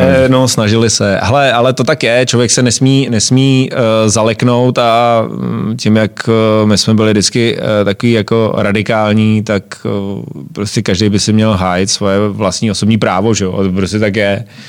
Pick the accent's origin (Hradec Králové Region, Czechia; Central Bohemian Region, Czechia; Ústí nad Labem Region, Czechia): Ústí nad Labem Region, Czechia; Jirkov; u nás v Jirkově